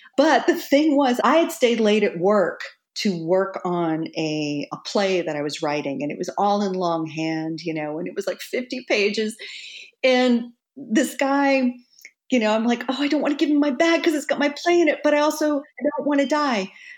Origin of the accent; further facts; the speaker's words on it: Texas, United States; now in New York, United States; I was so Bambi-like when I moved to New York from Texas. And, you know, I had that sort of Texas friendliness about me.